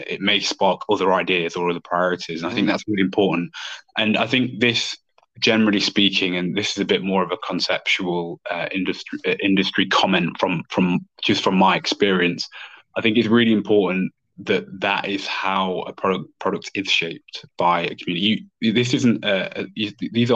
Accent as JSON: {"language": "English", "country": "United Kingdom", "said": "as two British people"}